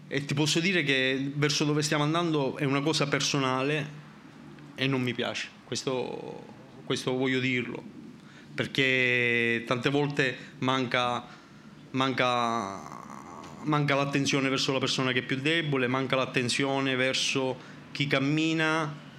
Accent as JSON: {"language": "Italian", "region": "Sicily", "country": "Italy", "said": "sono siciliano"}